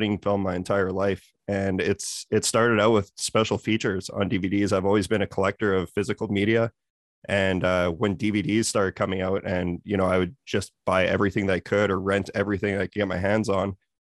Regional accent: Saskatoon, Saskatchewan, Canada; now in Vancouver, Canada; I grew up in Saskatoon. I now live in Vancouver

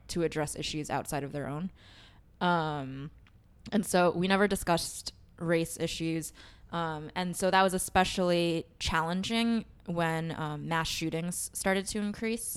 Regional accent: New York City, New York, United States; I grew up in Queens, but I, my home church was in Chinatown

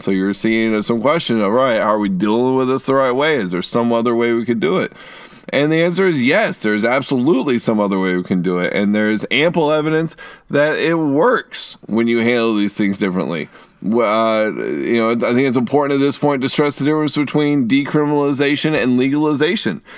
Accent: Eastern Kentucky, United States; we're from East Kentucky.

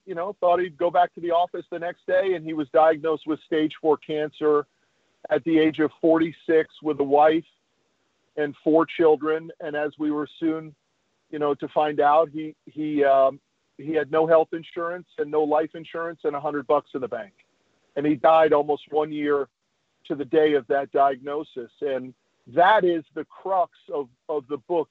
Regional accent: Connecticut, United States; now in Texas, United States; I grew up in Connecticut

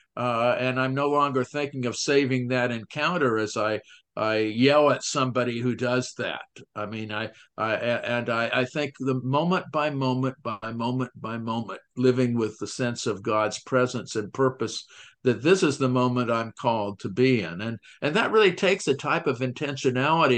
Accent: United States; as American

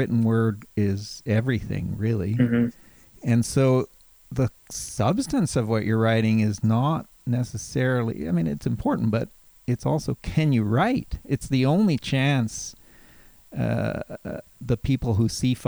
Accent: Calgary, Alberta, Canada; moved away as an adult; also born or lived in Halifax; I grew up in Calgary

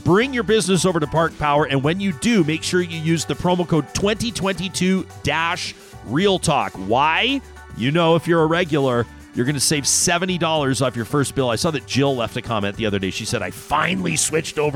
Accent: Canada; As a Canadian

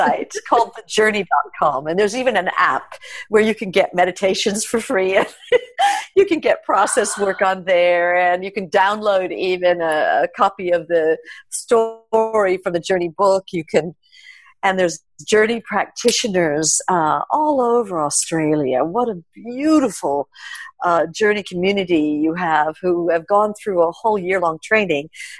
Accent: New York City, New York, United States; growing up in New York

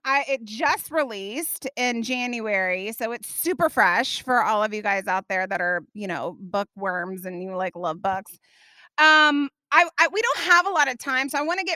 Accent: Indiana, United States; moved away; I grew up in Indiana.

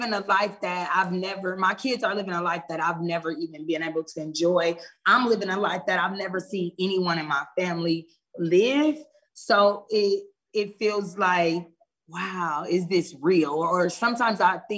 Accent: Omaha, Nebraska, United States; moved away as an adult; now in Georgia, United States; I'm originally from Omaha, Nebraska. I've been in Georgia for 2 years

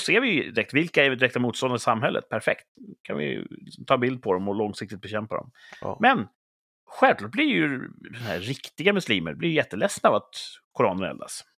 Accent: Sweden; vi är svenskar

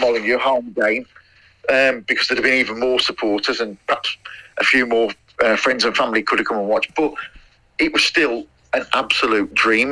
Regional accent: Tipton, West Midlands, United Kingdom; I was from I was from Great Bridge in Tipton, so I was playing for that area

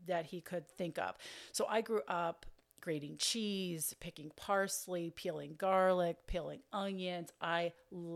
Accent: Pittsburgh, Pennsylvania, United States; I'm originally from Pittsburgh, Pennsylvania, a small town just 10 minutes or so right outside of the city

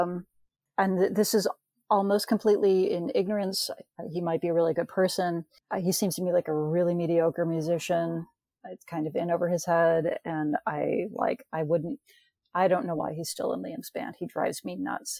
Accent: United States; I'm from the States

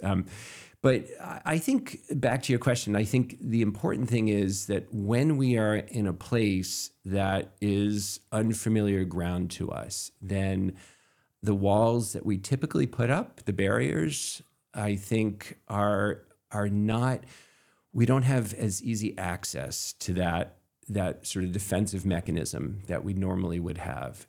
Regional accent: Camden, Maine, United States; I grew up in Camden and Midcoast

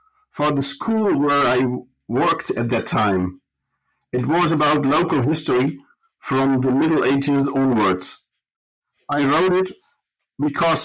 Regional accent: Groningen, Netherlands; moved away as an adult; also born or lived in Taunus, Germany; now in Germany; I was born in the Dutch city of Groningen, was raised up in the north of the Netherlands

